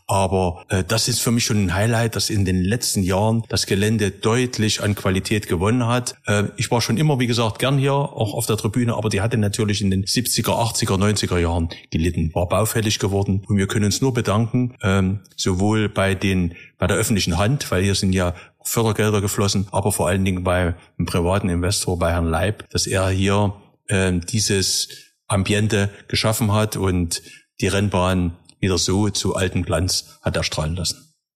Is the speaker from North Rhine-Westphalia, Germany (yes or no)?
no; Leipzig, Saxony, Germany; Als gebürtiger Leipziger freue ich mich